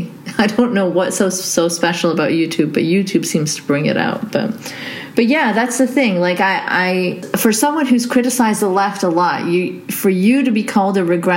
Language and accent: English; Saudi Arabia; I'm actually Pakistani who grew up in Saudi, but yes.